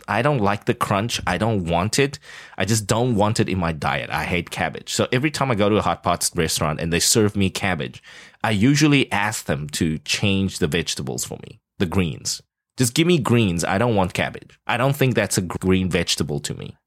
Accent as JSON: {"language": "English", "country": "South Africa", "tie": "born or raised there", "moved": "yes", "said": "growing up in South Africa"}